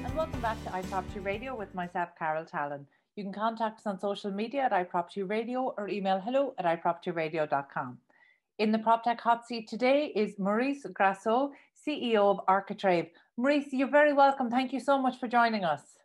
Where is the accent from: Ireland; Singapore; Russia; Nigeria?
Ireland; accent: Irish; my Irish accent